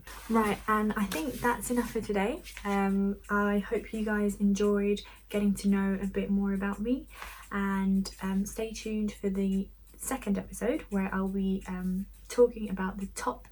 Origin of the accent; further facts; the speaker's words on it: Medellín, Antioquia, Colombia; moved away as an adult; now in United Kingdom; I was born here in the UK, but at an early age I moved to Colombia, where my parents are from, and there I lived for a few years. My teenage years, I grew up in Medellin